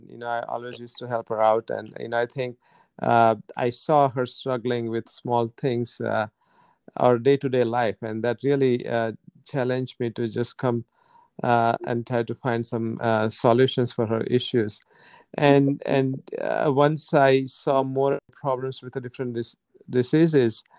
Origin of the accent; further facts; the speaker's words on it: India; moved away; When I was growing up, I grew up in India